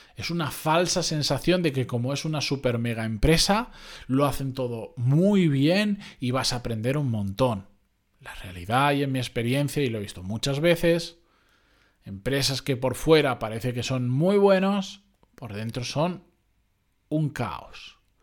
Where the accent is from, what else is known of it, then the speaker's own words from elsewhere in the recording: Benidorm, Valencian Community, Spain; moved away; Yo soy originariamente de Benidorm, ciudad turística por defecto para quien no lo sepa